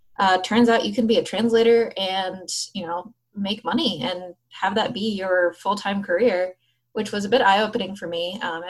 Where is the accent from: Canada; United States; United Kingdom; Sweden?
United States; New York City, New York; I grew up in New York City